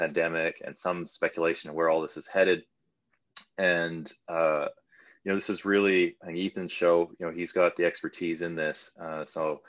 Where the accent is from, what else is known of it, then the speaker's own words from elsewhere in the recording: Canada; now in United Kingdom; I'm from Canada